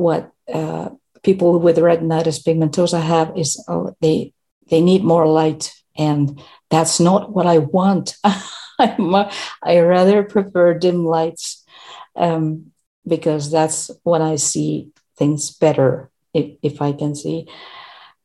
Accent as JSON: {"language": "English", "country": "Finland", "second_language": "English", "said": "I am from Finland."}